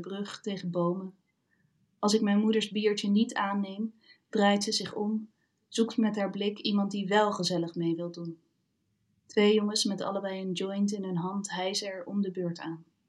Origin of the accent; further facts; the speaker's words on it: Almere, Flevoland, Netherlands; moved away as an adult; now in Arnhem, Netherlands; ik ben opgegroeid in Almere en alles is daar nieuwbouw.